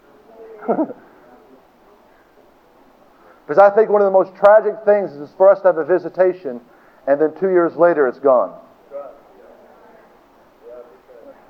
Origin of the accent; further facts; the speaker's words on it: Tulsa, Oklahoma, United States; I was born in Tulsa.